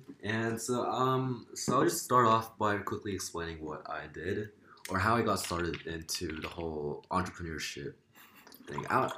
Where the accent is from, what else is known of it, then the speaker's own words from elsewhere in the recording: South Korea; I go to SMIC. I'm a junior this year. And I'm from Korea. I don't look Korean. I don't sound Korean.